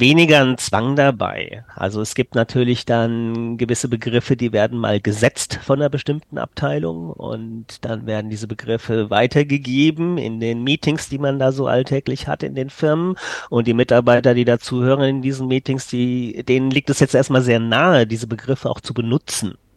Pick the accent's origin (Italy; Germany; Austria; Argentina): Germany; Frankfurt region, Hesse; first language German; ich komme hier aus Frankfurt oder besser aus der Region Frankfurt komme ich, aber ich wohne in Frankfurt Stadt.